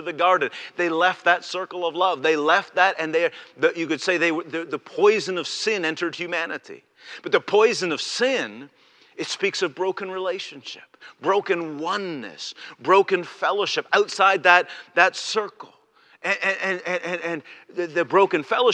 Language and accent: English; Canada; I am a Canadian